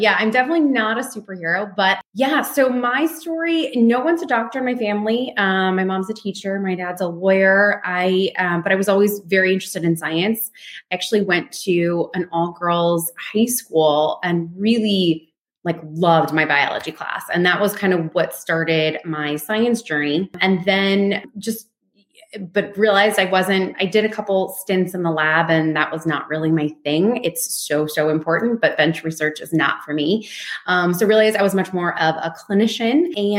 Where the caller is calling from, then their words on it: Tiburon, California, United States; I'm calling from my home actually in Tiburon, which is in Marin, just northern part of San Francisco. And my practice is in San Francisco. So I'm in the Bay Area.